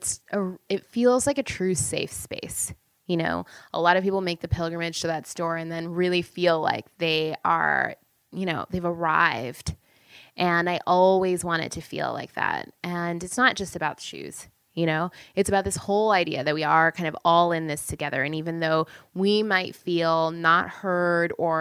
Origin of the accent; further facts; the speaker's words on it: Canada; now in United States; I'm from Canada